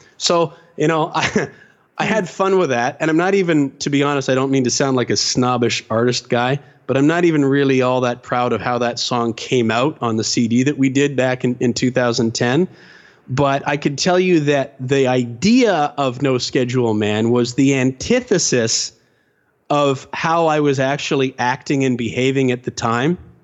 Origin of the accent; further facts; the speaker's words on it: London, Ontario, Canada; I grew up in London, Ontario, Canada